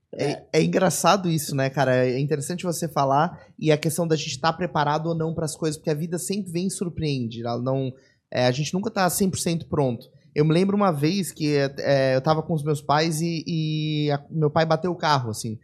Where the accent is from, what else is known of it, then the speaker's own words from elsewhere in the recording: São Paulo, Brazil; now in Florianópolis, Brazil; eu nasci em São Paulo, né? Eu vim pra cá, sou um importado, mas eu vim pra cá em 99